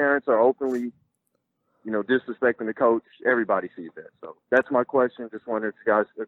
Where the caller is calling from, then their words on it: Oklahoma City, Oklahoma, United States; I'm calling from Oklahoma City.